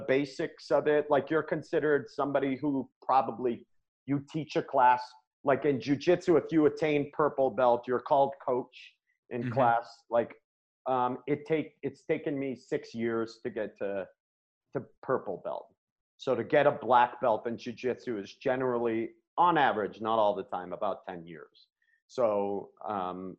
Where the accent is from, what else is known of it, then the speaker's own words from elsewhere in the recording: Maine, United States; now in Colorado, United States; I grew up in Maine